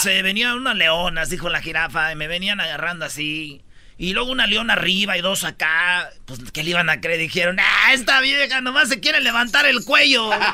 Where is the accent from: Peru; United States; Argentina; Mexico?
Mexico; moved away